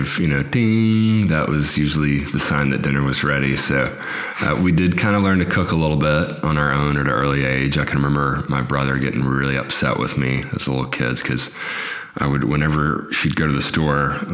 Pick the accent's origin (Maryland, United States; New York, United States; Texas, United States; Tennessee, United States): Texas, United States; Beaumont; moved away; I grew up in Beaumont, Texas. So kind of a smallish town in southeast Texas.